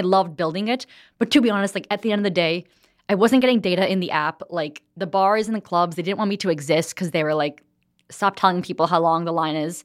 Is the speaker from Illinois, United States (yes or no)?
no; New Jersey, United States; moved away as an adult; also born or lived in New York City; now in Los Angeles, United States; I grew up in New Jersey.